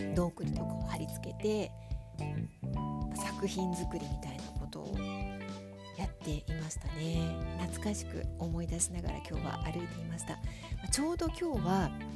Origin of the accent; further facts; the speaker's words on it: Tokyo, Japan; moved away; 子供の頃東京新宿に住んでいた